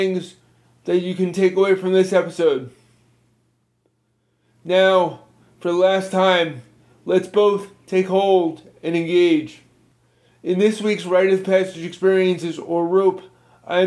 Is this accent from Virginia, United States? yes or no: yes; Virginia, United States; my home state of Virginia